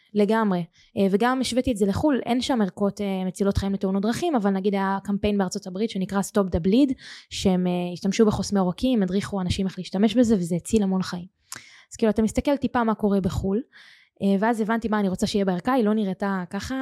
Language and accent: Hebrew; Nir Etzion, Haifa District, Israel; moved away as an adult; also born or lived in Toronto; now in Tel Aviv, Israel; אני במקור מקיבוץ ניר עציון, זה יישוב יפהפה בחוף הכרמל, והיום אני גרה בתל אביב